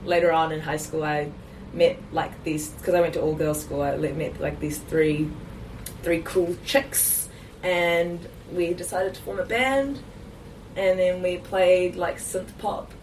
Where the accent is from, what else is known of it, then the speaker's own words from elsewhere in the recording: Auckland, New Zealand; also born or lived in South Africa; I grew up in Auckland